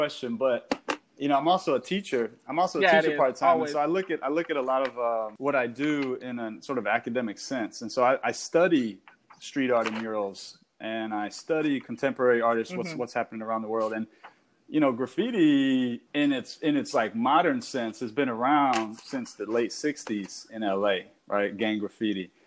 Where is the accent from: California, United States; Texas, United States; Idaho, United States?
Texas, United States; Houston; now in Austin, United States; born and raised in Houston. And Austin's been my home more so as in my adult life